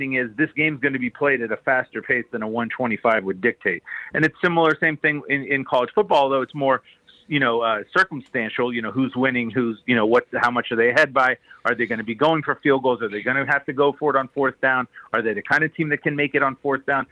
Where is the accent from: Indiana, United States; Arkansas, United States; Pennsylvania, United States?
Pennsylvania, United States; Pittsburgh; my hometown Pitt Panthers